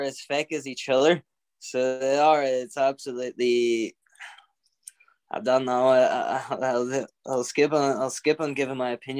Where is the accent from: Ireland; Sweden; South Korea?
Ireland; I'm an Irishman through and through.